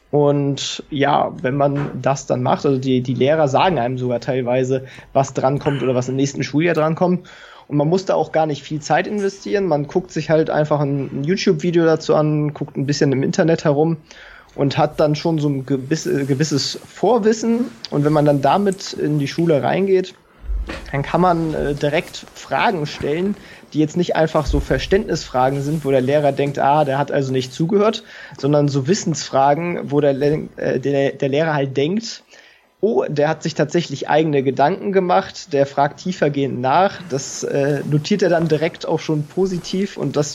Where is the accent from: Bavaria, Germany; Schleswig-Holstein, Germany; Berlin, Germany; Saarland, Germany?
Schleswig-Holstein, Germany; Kiel; also born or lived in Hannover; ich komme ursprünglich aus Kiel, bin dann äh, für das Studium nach Hannover gezogen